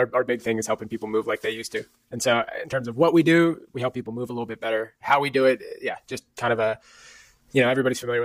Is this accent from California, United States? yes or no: yes; Northern California, United States; moved away as an adult; now in Bryn Mawr, United States; I grew up on the West Coast, Northern California.